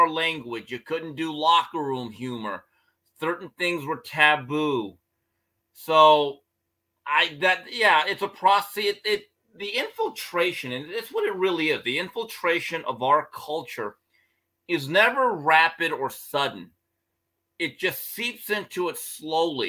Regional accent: United States; I've lived my whole life in America

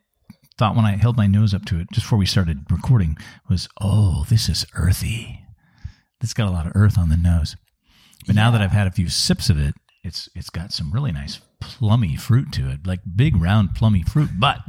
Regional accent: Pacific Northwest, United States; I'm from the Pacific Northwest.

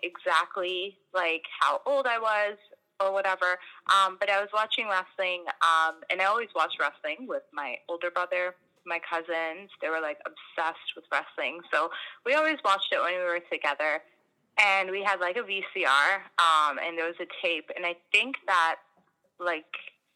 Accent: Canada; also born or lived in Fiji / India; I was born in Canada

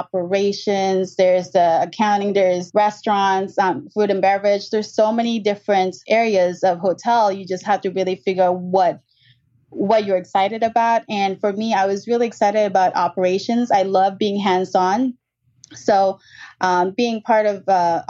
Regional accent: Los Angeles, California, United States; moved away as an adult; also born or lived in San Francisco; I grew up in Southern California, LA, and then I moved to San Francisco.

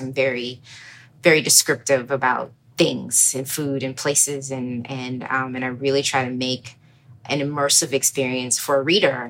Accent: Baltimore, Maryland, United States; also born or lived in New York; I grew up in Baltimore, uh, born in New York to two Trinidadian parents

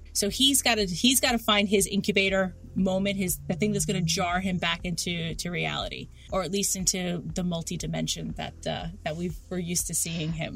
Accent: New York City, New York, United States; I grew up in Queens

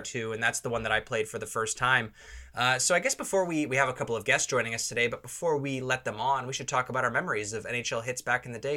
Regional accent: Toronto, Ontario, Canada; we're from Toronto

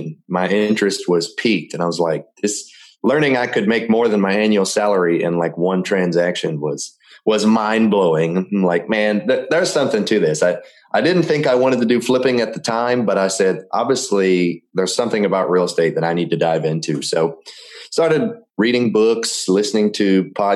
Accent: Memphis, Tennessee, United States; moved away as an adult; I'm from Memphis, Tennessee, and moved down here about 3.5 years ago to start my career as a technician

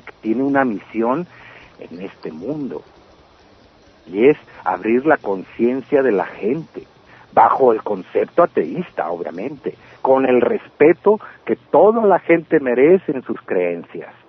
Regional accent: Mexicali, Baja California, Mexico; Todo comienza en el 67 en, en Mexicali cuando yo nazco. Yo soy de Baja California, de la ciudad de Mexicali. Eh, yo yo crecí en un ambiente

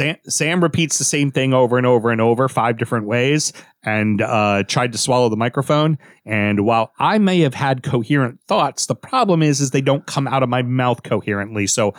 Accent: Scotland, United Kingdom; And as a Scotsman, that normally gets you by.

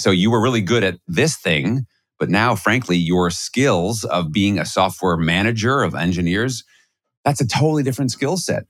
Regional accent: New York City, New York, United States; I grew up in Flushing, Queens.

